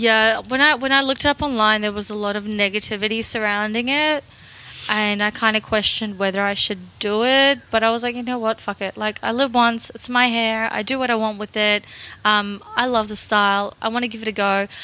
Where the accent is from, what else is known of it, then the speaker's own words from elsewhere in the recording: Russia; now in Australia; I'm originally from Russia